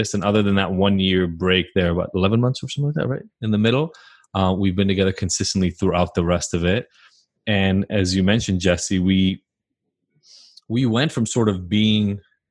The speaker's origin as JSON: {"language": "English", "country": "Israel", "moved": "yes", "said": "I'm from Israel originally, moved here."}